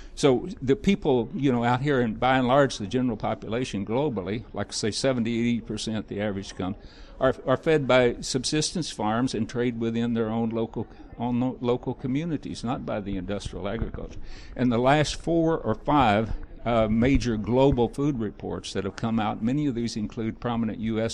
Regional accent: Missouri, United States; I'm from Missouri

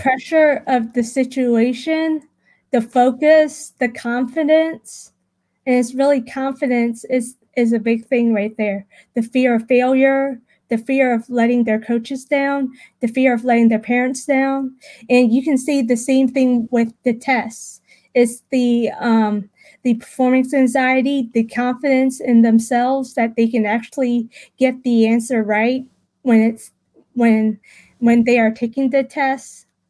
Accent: Richmond, Virginia, United States; I was born and raised in Richmond, Virginia, also known as Henrico, Virginia

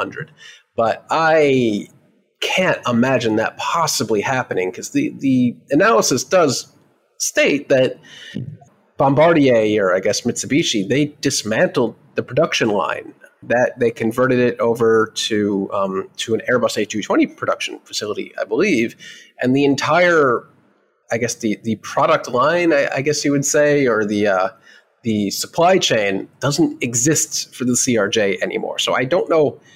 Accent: United States; as an American

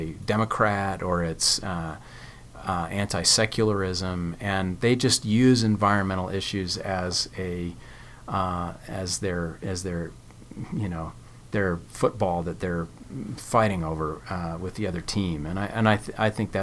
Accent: Connecticut, United States; also born or lived in California; now in Provo, United States; I was raised in Connecticut

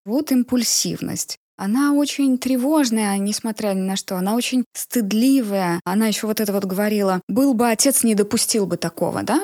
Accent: a small town in Nizhny Novgorod Oblast, Russia; Я из небольшого города Нижегородской области.

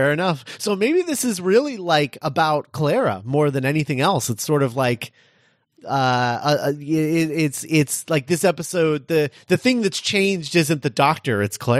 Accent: Scotland, United Kingdom; Oh, my God, I'm Scottish.

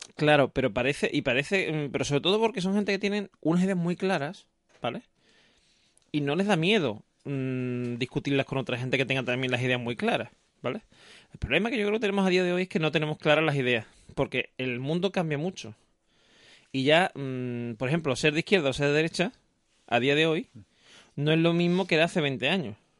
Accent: Seville, Andalusia, Spain; yo cuando era chico, por ejemplo, la gente aquí en Sevilla me decía que si yo era de fuera, no sé qué, porque tenía poco acento

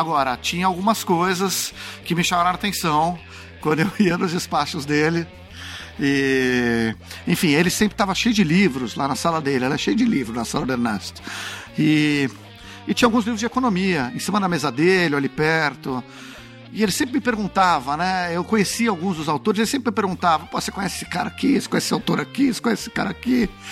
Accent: São Paulo, Brazil; moved away as an adult; also born or lived in Brasília / Beijing / Washington; eu estava com muita vontade de voltar a morar em São Paulo, de me reconectar um pouco com a cidade onde eu cresci

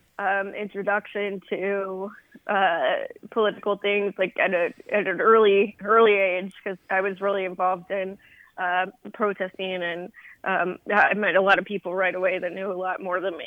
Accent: Los Angeles, California, United States; moved away as an adult; also born or lived in San Francisco Bay Area; now in New York, United States; I was born and grew up in the L.A. area

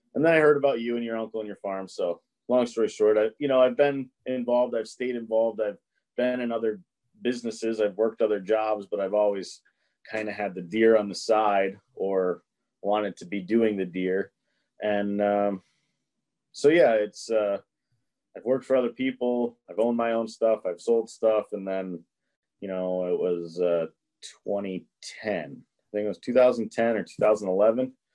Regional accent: Massachusetts, United States; I'm from Massachusetts. I live in Massachusetts still today

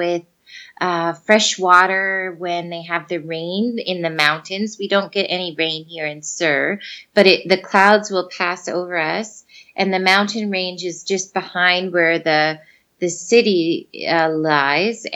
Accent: Fort McMurray, Alberta, Canada; moved away as an adult; I'm from Fort McMurray and it gets to minus 50

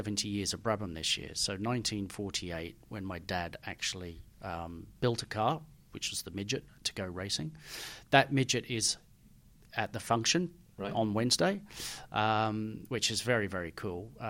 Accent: Australia; moved away; my dad was Australian and I grew up in Australia

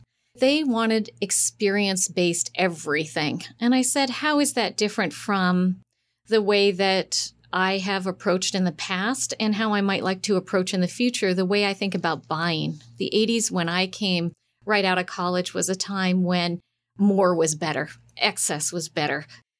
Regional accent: Montana, United States; Truth be told, I'm a farmer's daughter, and I grew up in Big Sky Country on a sheep ranch.

